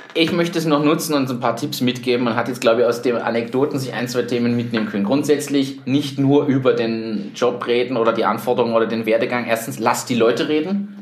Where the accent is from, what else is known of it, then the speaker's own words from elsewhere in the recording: Germany; now in Austria; ich bin Deutscher